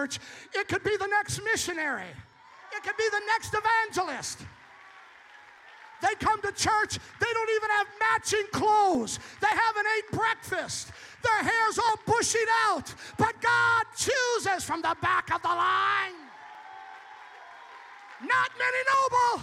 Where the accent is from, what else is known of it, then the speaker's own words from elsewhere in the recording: Escanaba, Michigan, United States; moved away; also born or lived in Illinois / Indiana; I'm from Escanaba on Lake Michigan